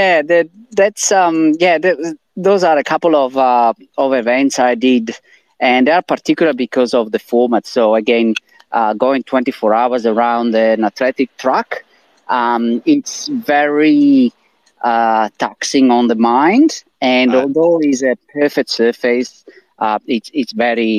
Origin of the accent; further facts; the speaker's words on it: Italy; English is a second language; moved away as an adult; now in Australia; my accent as well as from the name, I'm originally from I'm Italian. I'm originally from Italy, and I moved to Australia in 2008